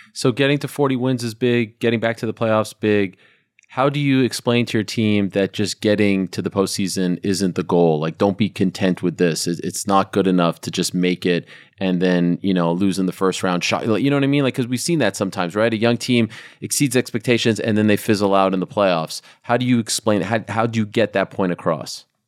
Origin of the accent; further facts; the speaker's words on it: Canada; as a Canadian.